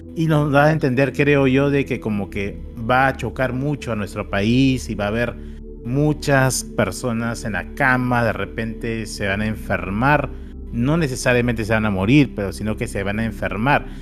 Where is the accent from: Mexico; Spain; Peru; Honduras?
Peru; los peruanos